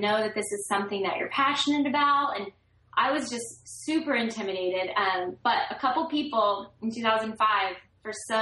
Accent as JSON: {"language": "English", "town": "Gainesville", "region": "Florida", "country": "United States", "tie": "born or raised there", "said": "I was born in Gainesville, Florida"}